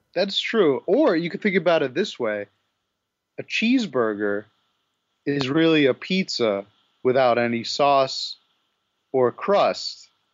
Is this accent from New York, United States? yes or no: yes; New York, United States; as a New Yorker